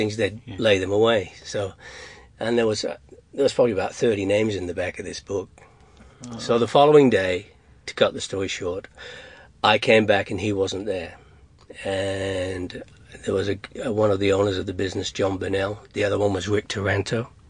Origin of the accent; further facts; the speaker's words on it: England, United Kingdom; moved away; I'm from England.